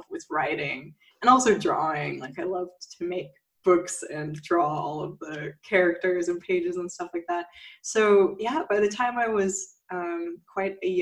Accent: near Palm Springs, Southern California, United States; now in Berlin, Germany; I grew up in the U.S. in like near Palm Springs

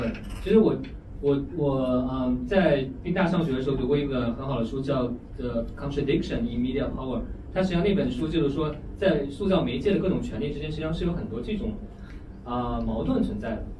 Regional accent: China; 这个我们中国人批判美国的时候，就会说你们这些媒体实际上都是为这个大财团发声的，对吧？

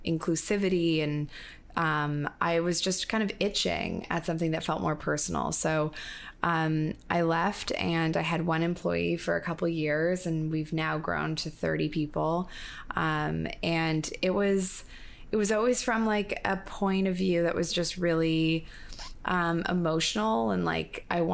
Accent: Toronto, Ontario, Canada; moved away as an adult; also born or lived in Montreal, Canada; now in New York, United States; I grew up in Toronto

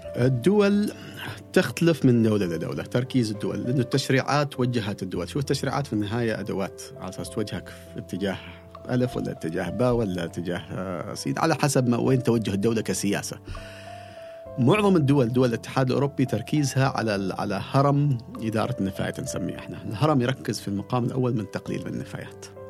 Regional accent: Oman; عندنا في عمان

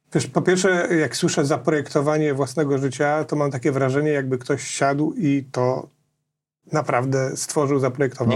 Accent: Nowy Sącz, Lesser Poland, Poland; jestem z Nowego Sącza

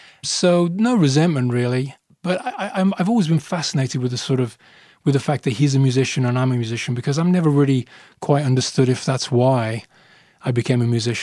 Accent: Birmingham, West Midlands, United Kingdom; also born or lived in Rome, Italy; Born in Rome. My father was a musician. So spent the first year with my father and my mother in Rome, and then left Rome with my mom, went to live in Birmingham, which is sort of where I grew up, Birmingham in England

